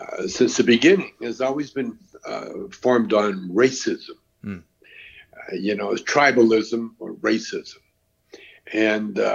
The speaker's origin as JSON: {"language": "English", "country": "Canada", "said": "I'm Canadian."}